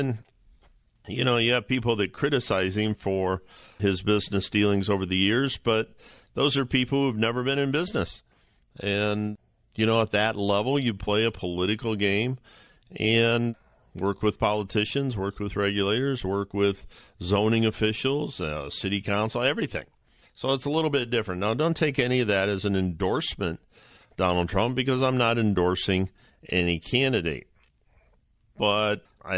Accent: Ohio, United States; my home state, just down the road, a couple hours in Cleveland

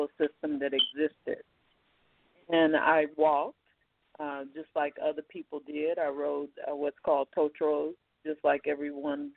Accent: Oklahoma, United States; moved away; also born or lived in Texas; I lived in Texas as well. I started out in urban Texas, but I grew up in Oklahoma.

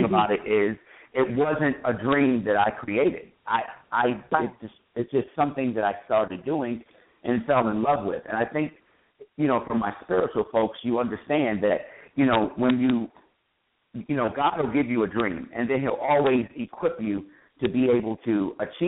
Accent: South Florida, United States; moved away as an adult; also born or lived in Washington, D.C.; I grew up in South Florida

